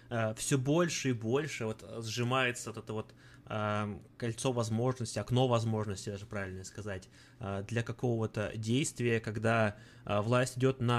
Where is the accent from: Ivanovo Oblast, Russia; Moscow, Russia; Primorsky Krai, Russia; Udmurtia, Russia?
Ivanovo Oblast, Russia; Ivanovo; там вот я вот из Иванова, смотришь ивановские новости